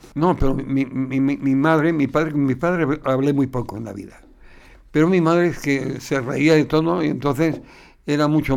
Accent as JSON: {"language": "Spanish", "town": "Cáceres", "region": "Extremadura", "country": "Spain", "tie": "born or raised there", "moved": "as an adult", "said": "aquí he vivido 20 años"}